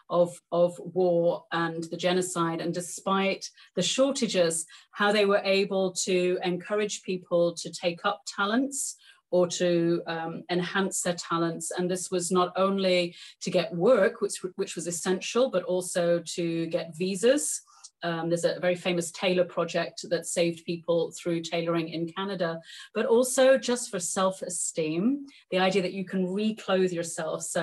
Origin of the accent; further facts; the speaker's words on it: England, United Kingdom; I'm English.